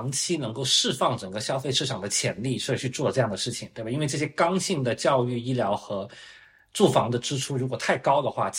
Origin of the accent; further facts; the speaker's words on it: China; 但我们中国人其实，在过去两三年，我们如果大家关注新闻，也能看到这个现象哈